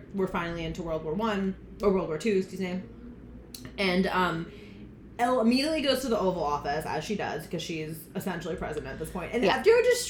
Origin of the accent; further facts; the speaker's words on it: Orange County, New York, United States; the county I grew up in Orange County.